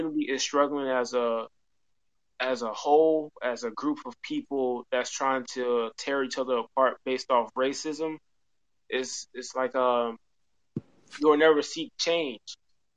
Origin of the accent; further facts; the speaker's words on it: Atlanta, Georgia, United States; I'm from Atlanta, Georgia